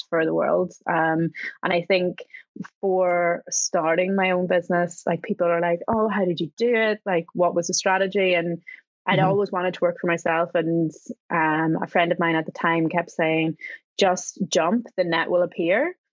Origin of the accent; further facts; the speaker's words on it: Enniskillen, Northern Ireland, United Kingdom; also born or lived in London; now in Scotland, United Kingdom; I do live in Scotland. Yes. I am currently in my hometown of Enniskillen in Northern Ireland